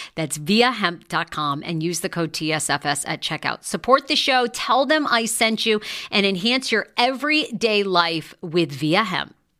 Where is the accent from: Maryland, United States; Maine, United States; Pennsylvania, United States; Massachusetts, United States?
Maine, United States; Wiscasset; moved away; also born or lived in Rangeley, Maine; I grew up in Maine, in a little town called Wiscasset, Maine. That's where I spent most of my life.